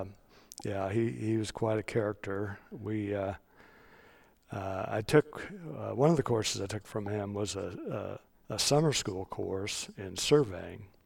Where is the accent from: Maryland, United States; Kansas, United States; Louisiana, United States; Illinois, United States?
Kansas, United States; Johnson County; also born or lived in Lawrence, Kansas; I'm a native Kansan. I grew up in Johnson County.